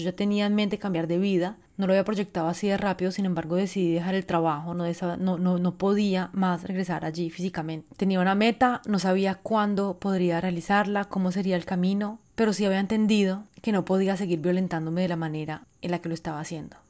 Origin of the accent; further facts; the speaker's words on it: Colombia; moved away; also born or lived in France; yo que crecí tanto, bueno, viví tanto tiempo en Francia, siendo inmigrante colombiana